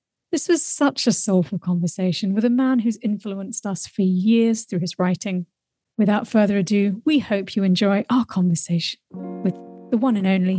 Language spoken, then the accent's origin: English; Wellington, New Zealand; My hometown. Right. You wouldn't know it from my accent.